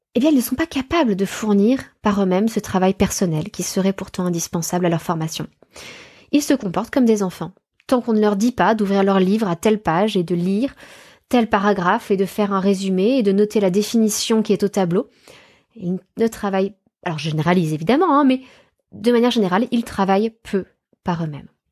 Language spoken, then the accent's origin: French; France; chez nous en France